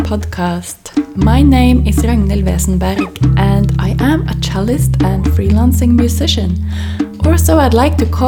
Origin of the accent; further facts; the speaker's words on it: Norway; moved away as an adult; also born or lived in Manchester / Amsterdam / Tromsø; I was born and raised in Norway